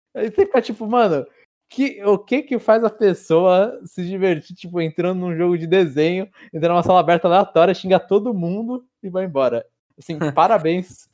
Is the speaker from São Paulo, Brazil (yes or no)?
yes; São Paulo, Brazil; Cidade, São Paulo